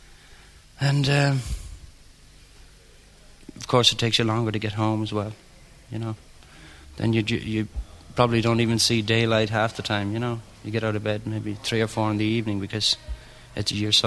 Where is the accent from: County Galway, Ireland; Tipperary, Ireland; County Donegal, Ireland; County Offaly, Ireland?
County Galway, Ireland; Milltown; I'm from Milltown, County Galway